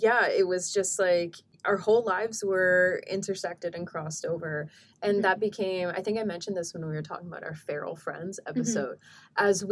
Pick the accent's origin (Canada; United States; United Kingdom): Canada; Edmonton, Alberta; Because the thing about growing up in Edmonton